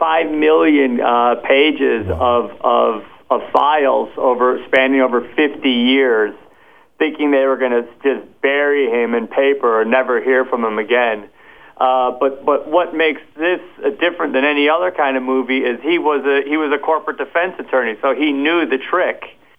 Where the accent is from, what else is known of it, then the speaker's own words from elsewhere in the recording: Wisconsin, United States; Wisconsin, my home state.